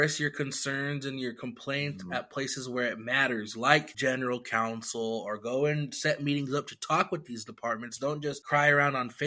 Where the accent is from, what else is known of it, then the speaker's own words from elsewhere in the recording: Lapwai, Idaho, United States; I'm from Lapway